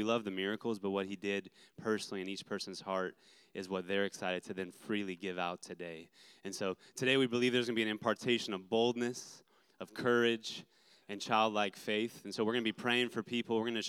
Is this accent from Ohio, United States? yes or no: no; North Carolina, United States; moved away; also born or lived in Redding, California; I grew up in the Bible Belt, North Carolina, got wrecked by Jesus. We've been spending a lot of years in Redding, California, at Bethel Church